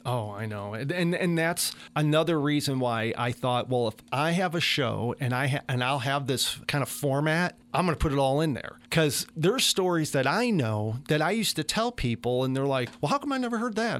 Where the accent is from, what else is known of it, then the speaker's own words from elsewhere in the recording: Chicago, Illinois, United States; moved away as an adult; now in Meridian, United States; I'm from Chicago